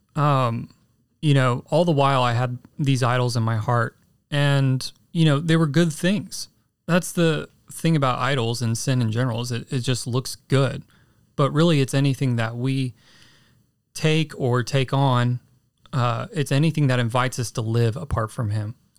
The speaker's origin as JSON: {"language": "English", "town": "San Antonio", "region": "Texas", "country": "United States", "tie": "born or raised there", "said": "San Antonio, Texas. Um, born in nineteen ninety"}